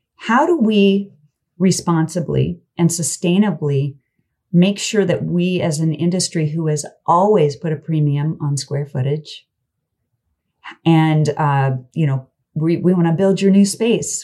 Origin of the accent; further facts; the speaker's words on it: Kansas, United States; I'm from Kansas